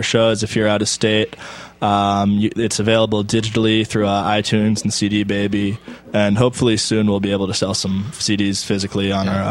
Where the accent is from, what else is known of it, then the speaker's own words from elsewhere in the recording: Georgetown, Massachusetts, United States; moved away as an adult; now in Tacoma, United States; I'm from Georgetown, Massachusetts, up north.